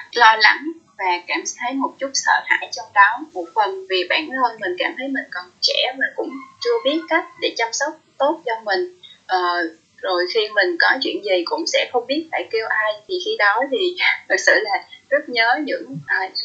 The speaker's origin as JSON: {"language": "Vietnamese", "region": "Mekong Delta", "country": "Vietnam", "tie": "born or raised there", "moved": "yes", "lives_now": "Ho Chi Minh City, Vietnam", "said": "sinh ra và lớn lên ở miền Tây"}